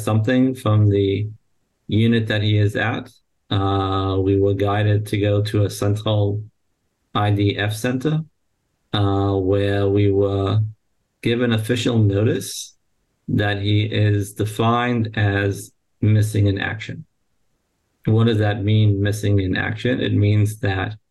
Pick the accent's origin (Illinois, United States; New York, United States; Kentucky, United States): New York, United States; moved away as an adult; now in Israel; proud outcome of the New York public education system